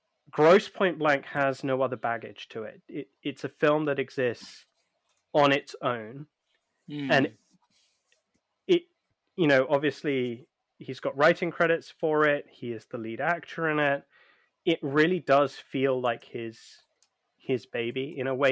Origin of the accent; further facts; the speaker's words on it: United Kingdom; us being British